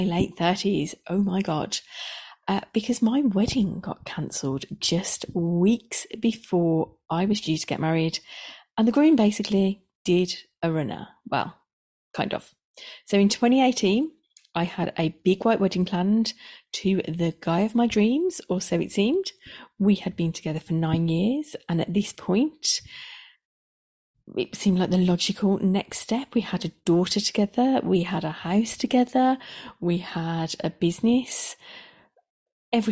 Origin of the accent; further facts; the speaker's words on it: the Midlands, England, United Kingdom; accent: Midlands; I live in the Midlands, if you hadn't already guessed by my accent